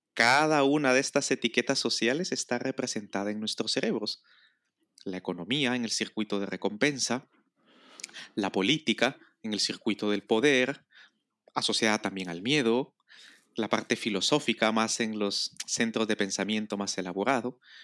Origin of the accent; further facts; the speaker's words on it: Guatemala; now in Spain; yo nací en Guatemala que por lo tanto es mi primera nacionalidad, luego adquirí la nacionalidad española, entonces creo que soy español